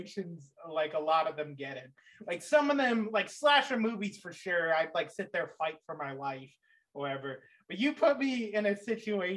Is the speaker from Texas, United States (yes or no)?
no; Michigan, United States; I grew up in Michigan, in a small town.